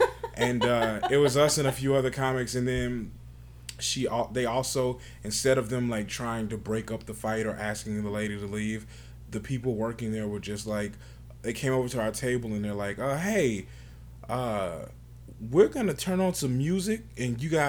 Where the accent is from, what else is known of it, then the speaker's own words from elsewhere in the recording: Bernice, Louisiana, United States; moved away as an adult; now in Des Moines, United States; from Des Moines. I'm originally from Bernice, Louisiana. And I moved to Des Moines 5 years ago